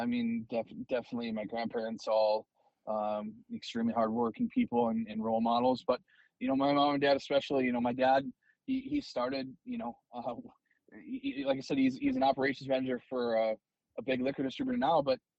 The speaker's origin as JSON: {"language": "English", "town": "Eau Claire", "region": "Wisconsin", "country": "United States", "tie": "born or raised there", "said": "Yeah, no, I mean, Eau Claire, we call it God's country there. It's beautiful."}